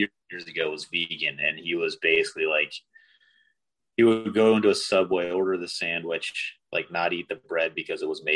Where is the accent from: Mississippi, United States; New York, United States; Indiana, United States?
Indiana, United States; I grew up in Indiana